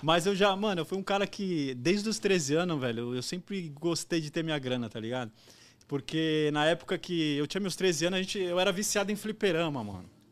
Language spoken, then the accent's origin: Portuguese; Guarulhos, São Paulo, Brazil; a trampar em Guarulhos, que eu sou de Guarulhos